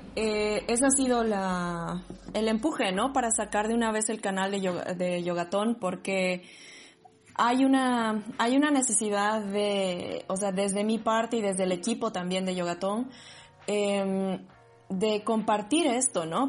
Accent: Sucre, Chuquisaca, Bolivia; moved away as an adult; now in Berlin, Germany; siempre me han dicho de dónde eres, yo qué, pero si soy de aquí

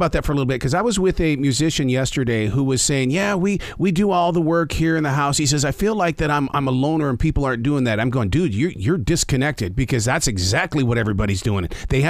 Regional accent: North Carolina, United States; We're from North Carolina.

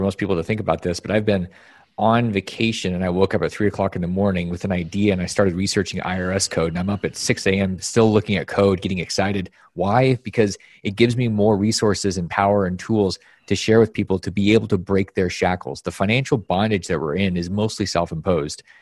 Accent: Alaska, United States; moved away; my environment when growing up in Alaska was one of the most bizarre places that you could possibly imagine.

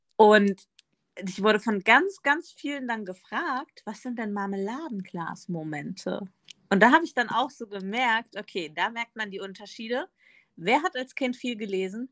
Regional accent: Northern Hesse, Germany; in Nordhessen, da wo ich aufgewachsen bin, sagen wir immer ne

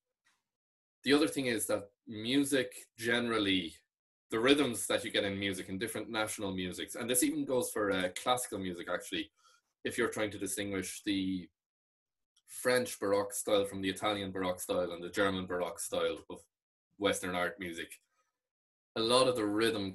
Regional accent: Ireland; first language Irish; English is a second language

